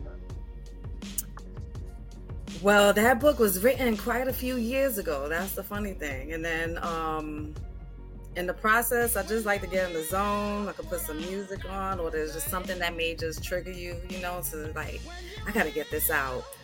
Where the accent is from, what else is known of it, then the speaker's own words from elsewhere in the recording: New York City, New York, United States; also born or lived in Georgia; born and raised in the Bronx